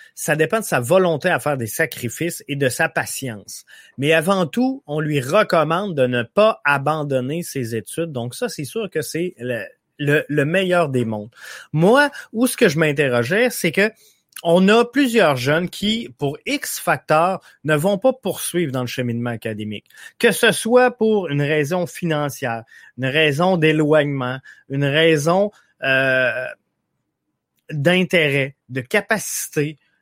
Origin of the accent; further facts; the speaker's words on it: Quebec, Canada; chez nous au Québec